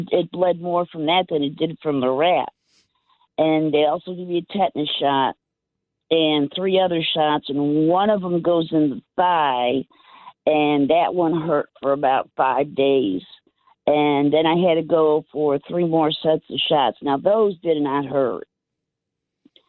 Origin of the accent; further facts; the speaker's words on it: Cleveland, Ohio, United States; moved away as an adult; now in Central Florida, United States; I grew up in the suburb of Cleveland, and then I actually moved to the city when I turned